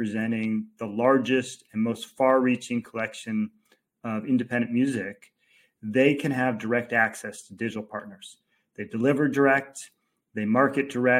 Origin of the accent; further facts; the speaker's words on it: Los Angeles, California, United States; also born or lived in Orange County, California; I was born and raised in Los Angeles, but then spent a great deal of time in Orange County.